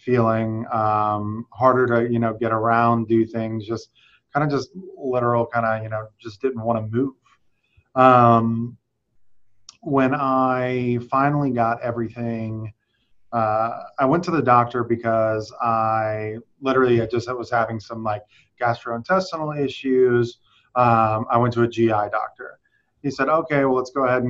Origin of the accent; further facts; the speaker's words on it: South Louisiana, United States; I'm from South Louisiana